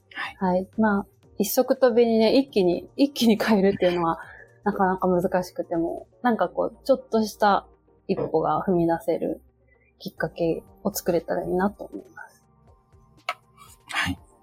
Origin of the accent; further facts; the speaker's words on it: Kawasaki, Kanagawa, Japan; moved away as an adult; also born or lived in Tokyo; now in Mima, Japan; 私もあの、お隣の川崎出身